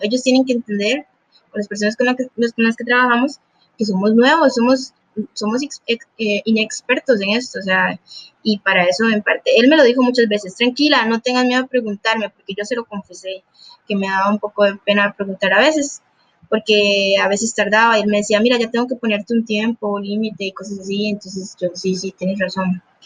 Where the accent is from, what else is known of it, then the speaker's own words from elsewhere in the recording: Puntarenas, Costa Rica; Yo soy de Punta Arenas, Costa Rica